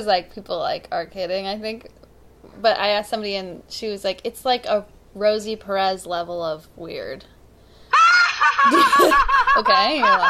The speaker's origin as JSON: {"language": "English", "region": "northern Wisconsin", "country": "United States", "also_born_or_lived": "Chicago", "moved": "as an adult", "said": "I'm from northern Wisconsin."}